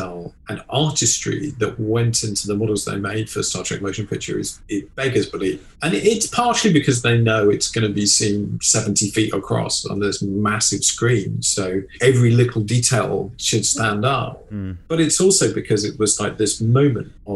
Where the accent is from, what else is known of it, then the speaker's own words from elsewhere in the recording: England, United Kingdom; As an Englishman